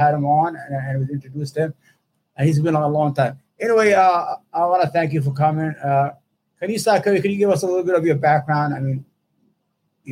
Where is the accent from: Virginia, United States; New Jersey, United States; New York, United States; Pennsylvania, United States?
New York, United States; New York City; also born or lived in Yemen; I grew up in Brooklyn